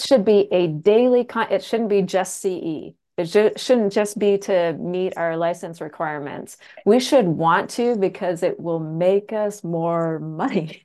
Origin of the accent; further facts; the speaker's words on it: Canada; I'm from the country. I'm a Canadian from the country.